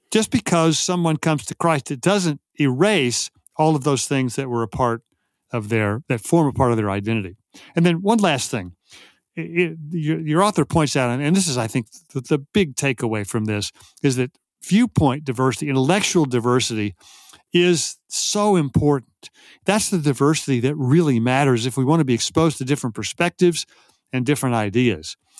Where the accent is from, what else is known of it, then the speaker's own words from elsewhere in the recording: Texas, United States; I grew up in Texas in the fifties and sixties